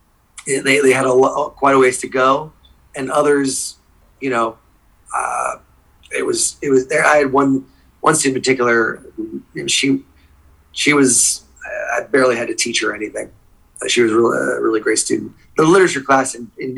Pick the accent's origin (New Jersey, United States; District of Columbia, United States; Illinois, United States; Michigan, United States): New Jersey, United States; first language English; moved away as an adult; also born or lived in Saudi Arabia; now in Thailand; I grew up in New Jersey, right outside New York.